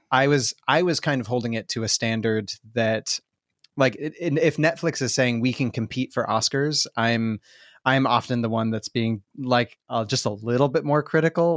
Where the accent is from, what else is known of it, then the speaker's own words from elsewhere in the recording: Southern California, United States; also born or lived in Spokane, Washington; now in Portland, United States; Was born in Southern California